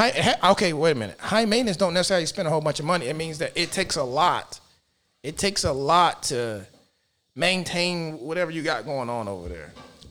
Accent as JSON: {"language": "English", "region": "the South", "country": "United States", "said": "I come from the South."}